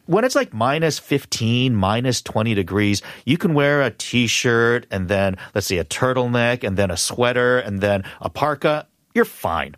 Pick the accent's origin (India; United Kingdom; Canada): Canada; Vancouver, British Columbia; I grew up in Vancouver